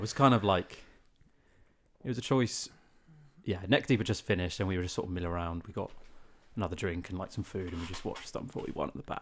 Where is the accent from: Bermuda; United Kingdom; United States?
United Kingdom; South of England; we're both from the South